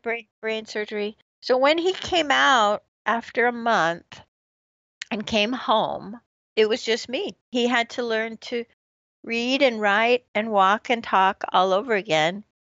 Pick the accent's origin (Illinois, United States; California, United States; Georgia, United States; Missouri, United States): California, United States; San Francisco Bay Area; born or raised there; moved away as an adult; also born or lived in Corvallis, Oregon / South Korea / Los Angeles